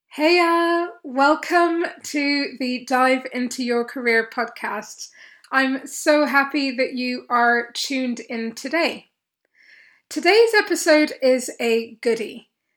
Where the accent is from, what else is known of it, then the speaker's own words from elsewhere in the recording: Kenya; moved away; I grew up in Kenya for many, many years of my life, certainly for most of my schooling years